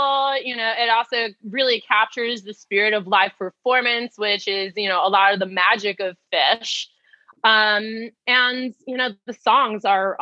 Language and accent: English; New Jersey, United States; growing up in New Jersey